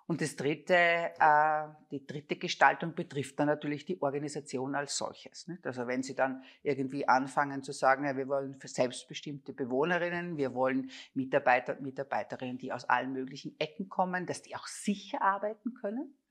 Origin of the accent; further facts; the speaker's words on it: Linz, Upper Austria, Austria; Also ich komme aus Linz, mein Vater war Föstler, das war klar, du wirst Sekretärin in der Föst und gehst dort auch in Pension.